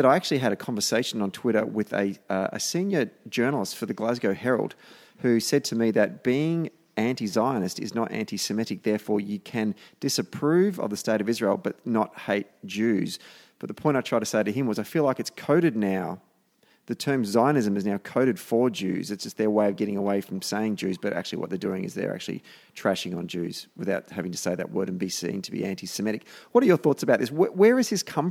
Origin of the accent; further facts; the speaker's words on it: Victoria, Australia; I come from the state of Victoria